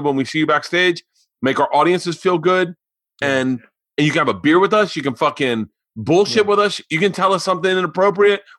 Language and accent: English; the South, United States; we're from the South